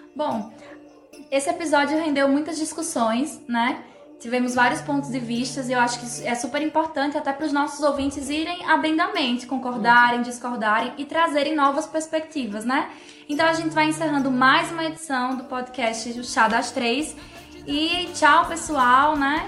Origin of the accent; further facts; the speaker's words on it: São Paulo, Brazil; now in Paraíba, Brazil; eu cresci e me criei em São Paulo